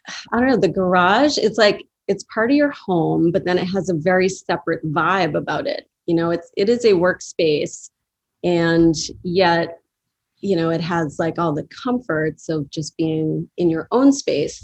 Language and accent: English; Boston, Massachusetts, United States; moved away as an adult; also born or lived in Chicago; now in Brooklyn, United States; I grew up in Boston